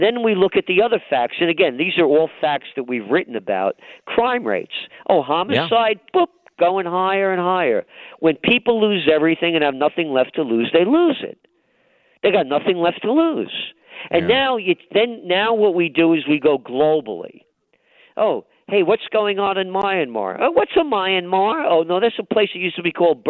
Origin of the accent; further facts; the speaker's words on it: New York City, New York, United States; I'm a guy born in the Bronx.